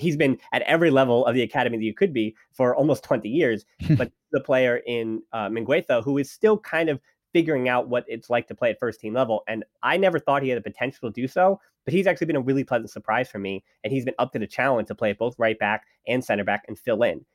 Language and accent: English; United States; I'm an American